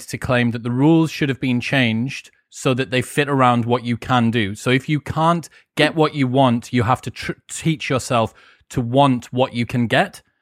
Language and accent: English; United Kingdom